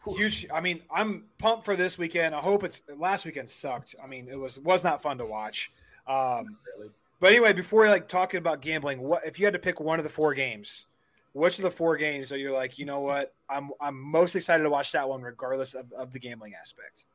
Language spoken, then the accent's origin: English; St. Louis, Missouri, United States; we're from St. Louis, so we used to be Rams fans